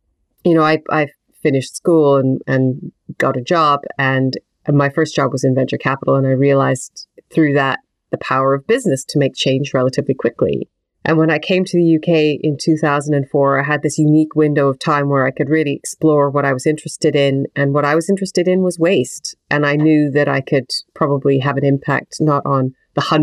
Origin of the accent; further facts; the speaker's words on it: Western Canada, Canada; now in United Kingdom; I grew up in Western Canada, and it was beautiful and wonderful, and I had access to big nature as a child